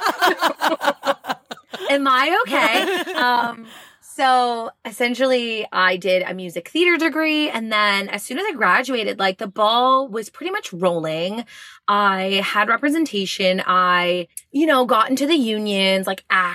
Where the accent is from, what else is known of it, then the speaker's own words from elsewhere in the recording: Montreal, Quebec, Canada; moved away; also born or lived in Longueuil; I am born and raised in Montreal.